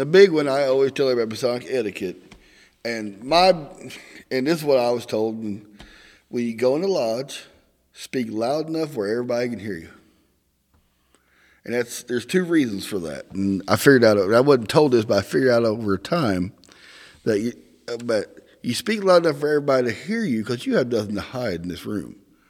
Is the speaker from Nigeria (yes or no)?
no; Missouri, United States; accent: Southern; now in Northern Indiana, United States; in Southeast Missouri, so I got a lot going against me as far as speaking goes.